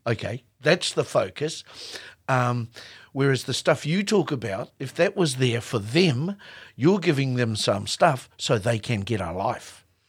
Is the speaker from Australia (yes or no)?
no; New Zealand; as a Māori New Zealander.